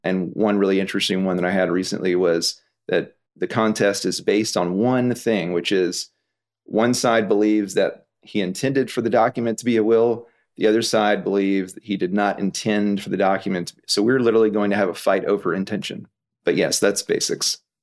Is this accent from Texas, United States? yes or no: yes; Houston, Texas, United States; now in Fort Worth, United States; I was born in Houston, but now I live in Fort Worth